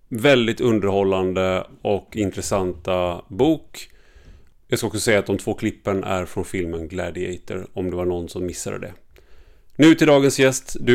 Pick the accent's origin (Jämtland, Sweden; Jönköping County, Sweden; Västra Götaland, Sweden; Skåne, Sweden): Västra Götaland, Sweden; Gothenburg; now in Stockholm, Sweden; för jag kommer från Göteborg. Men då innebär det att jag har tränat bort min eh, dialekt